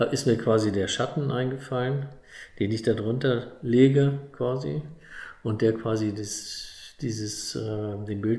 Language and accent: German; Bavaria, Germany; wenn man als Bayer da oben landet, ist es äh, erstmal im Urlaub.